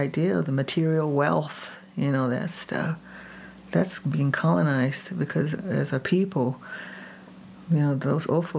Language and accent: English; Oklahoma, United States; now in Jicarilla Apache reservation, United States; I was raised in Oklahoma because my mom, the adventurous Apache woman way back in the 40s, got a nursing degree